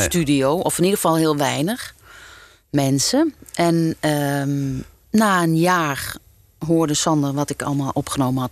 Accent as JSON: {"language": "Dutch", "town": "Nieuwkuijk", "region": "North Brabant", "country": "Netherlands", "tie": "born or raised there", "also_born_or_lived": "Hilversum / Utrecht", "moved": "as an adult", "said": "Ik kom dus uit Brabant. Ja. Eh, ik ben geboren in Nieuwkuik"}